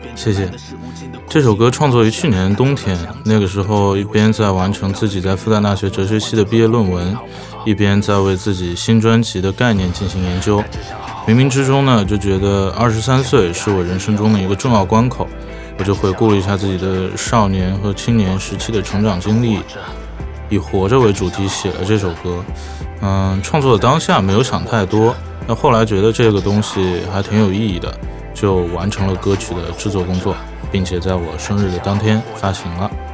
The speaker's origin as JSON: {"language": "Chinese", "region": "Shanghai", "country": "China", "tie": "born or raised there", "said": "目前主要生活在上海，上海是我从小生长的地方"}